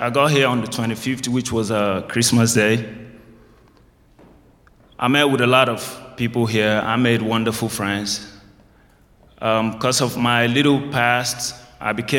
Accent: Nigeria; also born or lived in England; now in United States; I'm from Nigeria, West Africa

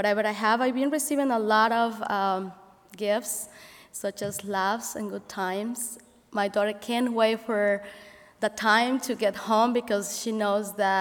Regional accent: Mexico City, Mexico; English is a second language; now in Elkhart, United States; growing in a big city such as Mexico City, being an immigrant here and not being English my first language

